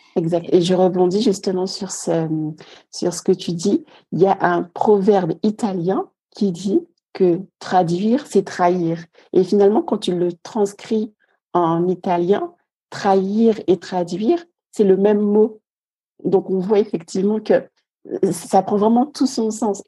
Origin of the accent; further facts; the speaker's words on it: Guadeloupe; Je viens de la Guadeloupe et j'ai un petit garçon de 3 ans